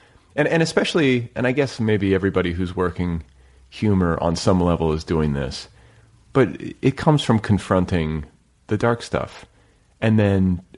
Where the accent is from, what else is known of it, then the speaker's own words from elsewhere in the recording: Indiana, United States; moved away; I grew up in Indiana.